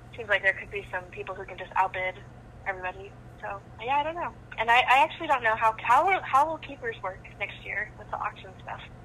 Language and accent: English; Seattle, Washington, United States; I'm from Seattle